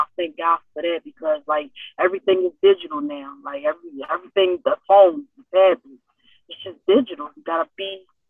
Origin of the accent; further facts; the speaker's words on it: Philadelphia, Pennsylvania, United States; North Philly, oh man, always been a struggle, always been a struggle, and still a struggle.